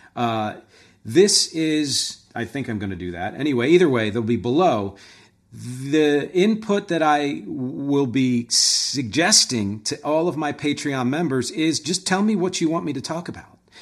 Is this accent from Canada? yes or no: no; Philadelphia, Pennsylvania, United States; moved away; I'm from Philly originally